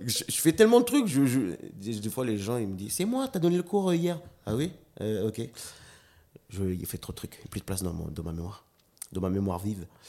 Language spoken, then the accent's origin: French; Nouméa, South Province, New Caledonia; also born or lived in Lifou; j'ai grandi à Rivière-Salée en plus